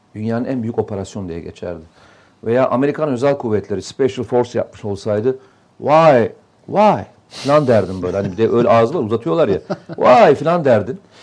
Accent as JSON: {"language": "Turkish", "region": "Samsun", "country": "Turkey", "tie": "born or raised there", "moved": "yes", "said": "benim memleketim hani Samsun."}